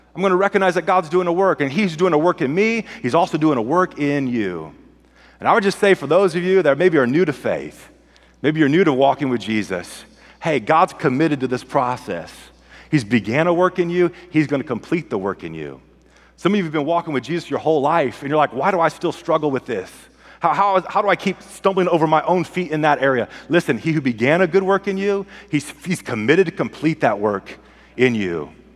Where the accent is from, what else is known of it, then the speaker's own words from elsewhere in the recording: California, United States; I'm from California